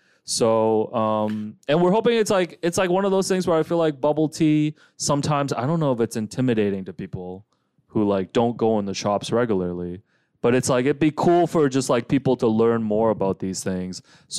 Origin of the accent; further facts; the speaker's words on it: Markham, Ontario, Canada; enough to drive us to my stomping grounds of Markham.